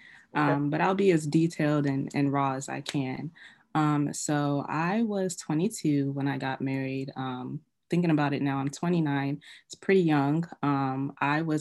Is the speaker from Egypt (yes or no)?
no; Nigeria; I'm an African girl, I'm Nigerian